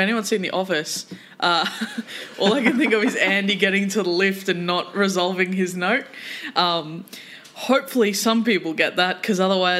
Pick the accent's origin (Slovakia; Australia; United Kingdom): Australia; we as Australian music fans